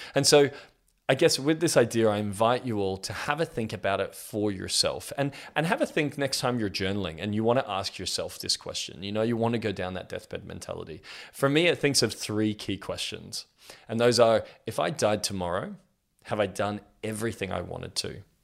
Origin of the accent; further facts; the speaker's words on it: Australia; I'm 32 years old and I'm from Australia